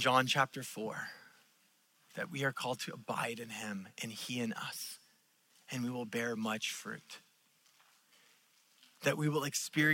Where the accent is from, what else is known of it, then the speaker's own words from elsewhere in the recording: California, United States; I am a Californian, but I did not grow up in the ocean. I grew up in the farm country